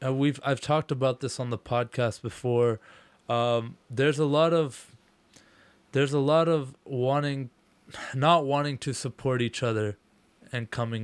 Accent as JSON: {"language": "English", "town": "Ottawa", "region": "Ontario", "country": "Canada", "said": "Like, no, I'm from Ottawa."}